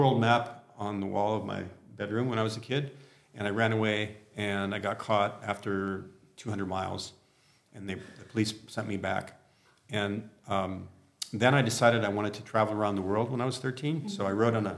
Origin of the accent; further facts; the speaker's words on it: Southern California, United States; now in Montpellier, France; I grew up in Southern California, but I never felt at home there